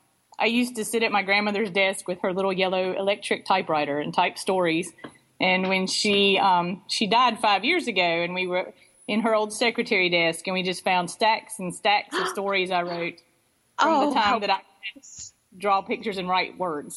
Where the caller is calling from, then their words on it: North Carolina, United States; I'm actually in an empty computer lab in North Carolina right now.